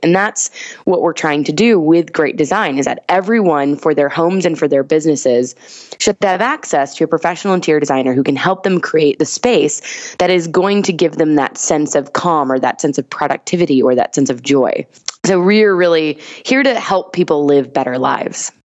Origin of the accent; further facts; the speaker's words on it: the South, United States; I grew up in the South